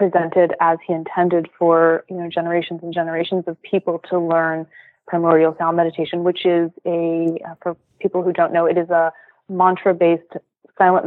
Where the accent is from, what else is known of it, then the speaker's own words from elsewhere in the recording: Los Angeles, California, United States; moved away as an adult; also born or lived in Philadelphia; I'm from California originally. So I'm a native LA Californian, two generations